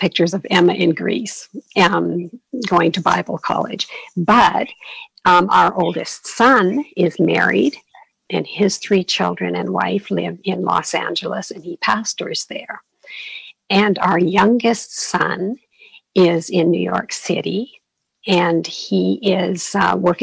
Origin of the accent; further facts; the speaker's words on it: Canada; moved away as an adult; now in Arizona, United States; I'm from Canada originally, and we moved down to Arizona with my husband's company